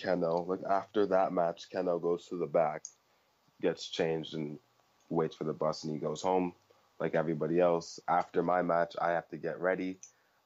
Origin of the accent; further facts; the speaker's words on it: Canada; I'm from Canada.